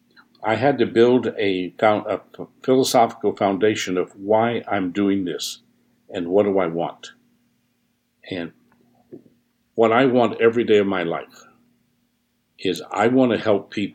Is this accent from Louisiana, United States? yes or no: yes; New Orleans, Louisiana, United States; I was born here in the United States in New Orleans